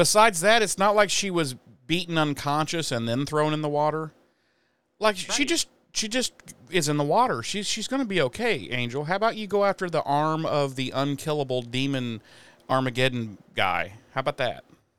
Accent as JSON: {"language": "English", "region": "Munster", "country": "Ireland", "said": "Because I am from County Cook, Ireland. That is where my people are from."}